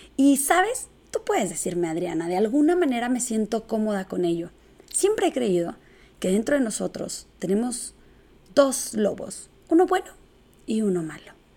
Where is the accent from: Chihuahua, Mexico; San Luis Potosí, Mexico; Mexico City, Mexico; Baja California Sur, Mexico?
Chihuahua, Mexico; Soy originaria de Chihuahua, Chihuahua y arriba el norte. Me gusta ser de aquí.